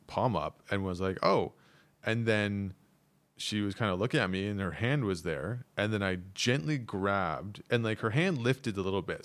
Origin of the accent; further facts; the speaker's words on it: Canada; moved away as an adult; now in South Korea; I'm Canadian